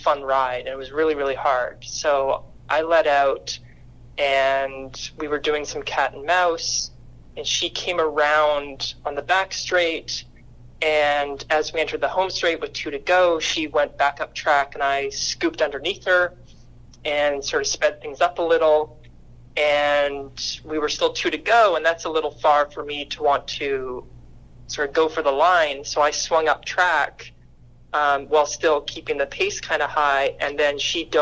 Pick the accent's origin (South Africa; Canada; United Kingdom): Canada; moved away as an adult; now in Charleston, United States; as a Canadian, my sport background is actually badminton